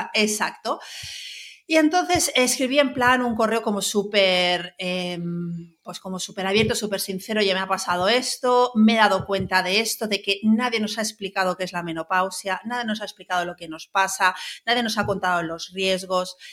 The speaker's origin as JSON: {"language": "Spanish", "town": "Palma", "region": "Balearic Islands", "country": "Spain", "also_born_or_lived": "Barcelona", "moved": "as an adult", "said": "Yo soy de Mallorca, de Palma, eh, estudié en Barcelona"}